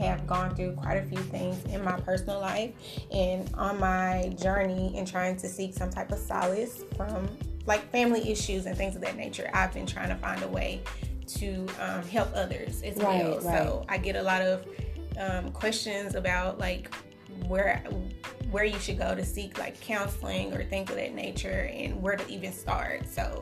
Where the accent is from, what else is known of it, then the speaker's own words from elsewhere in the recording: Memphis, Tennessee, United States; So I grew up in Memphis, Tennessee. I grew up in a neighborhood called Orange Mound